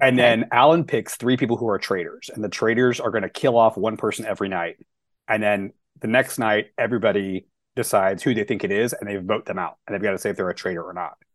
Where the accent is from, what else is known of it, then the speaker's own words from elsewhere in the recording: the South, United States; moved away as an adult; also born or lived in Dallas; now in Long Beach, United States; I'm from the South, and so like when you grow up as a queer kid in the South